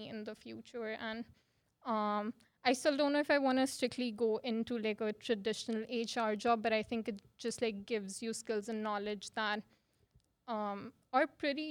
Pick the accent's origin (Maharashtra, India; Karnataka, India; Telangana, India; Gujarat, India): Gujarat, India; Ahmedabad; moved away as an adult; now in Saskatoon, Canada; I moved here from Ahmedabad, India. So I am from India.